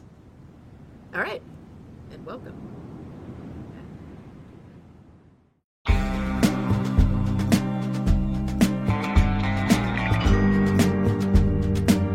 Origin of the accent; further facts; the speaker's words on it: United States; accent: American; I'm American